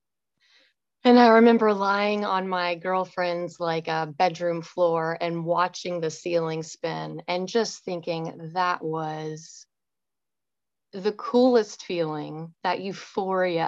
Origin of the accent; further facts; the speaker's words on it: Richardson, Texas, United States; I grew up in Richardson, Texas, just north of Dallas. I lived in the same red brick house my whole childhood